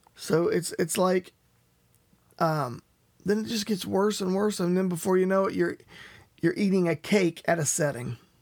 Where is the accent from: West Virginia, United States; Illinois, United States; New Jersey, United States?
West Virginia, United States; I am from West Virginia.